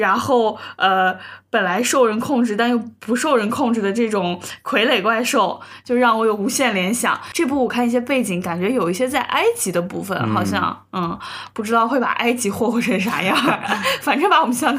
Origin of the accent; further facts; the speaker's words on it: China; 说明我们中国人很爱看这种